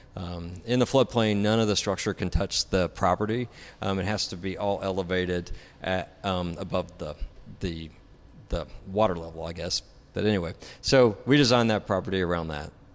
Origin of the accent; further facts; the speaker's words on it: Tennessee, United States; moved away as an adult; now in Dallas, United States; I'm originally from Tennessee.